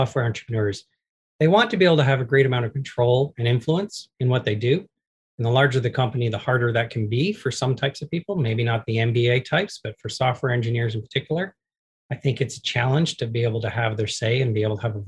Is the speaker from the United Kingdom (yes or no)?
no; Canada; I'm a Canadian and I'm proud to be Canadian